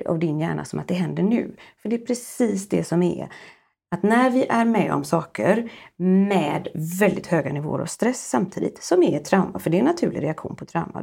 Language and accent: Swedish; Sweden; som svensk psykolog